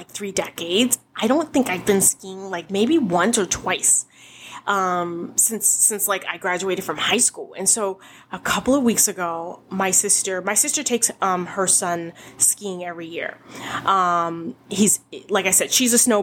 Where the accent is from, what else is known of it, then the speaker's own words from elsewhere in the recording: Boston, Massachusetts, United States; I grew up in Boston